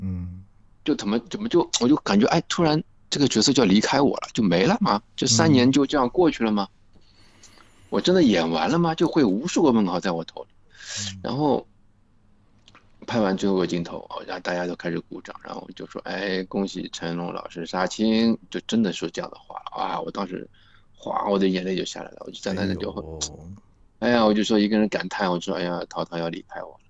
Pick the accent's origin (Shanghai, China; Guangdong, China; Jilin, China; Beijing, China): Shanghai, China; accent: Shanghainese; 因为我们就是上海人呀